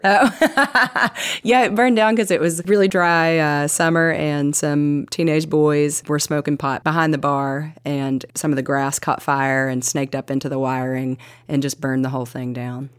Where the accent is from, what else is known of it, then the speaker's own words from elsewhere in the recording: Kingsport, Tennessee, United States; we moved into a little bit even more east into Kingsport